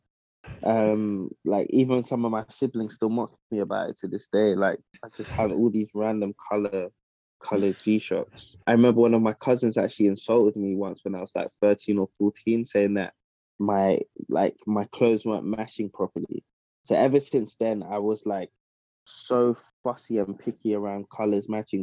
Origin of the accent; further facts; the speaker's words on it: London, United Kingdom; moved away as an adult; also born or lived in Midlands; now in Ghana; I was born and raised in South London, but yeah, I, am of Ghanaian heritage